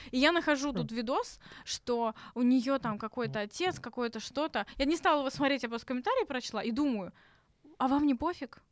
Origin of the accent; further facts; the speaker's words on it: Tashkent, Uzbekistan; moved away as an adult; now in Russia; я из Ташкента, я там вуз закончила